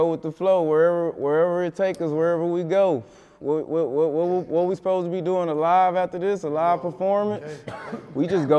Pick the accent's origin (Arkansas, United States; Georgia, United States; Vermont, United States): Arkansas, United States; Little Rock; I was born in Little Rock